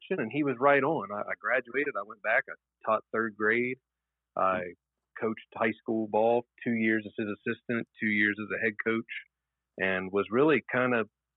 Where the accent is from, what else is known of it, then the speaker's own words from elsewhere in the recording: Athens, Ohio, United States; I grew up in Athens, Ohio, and no one in my family had been to college.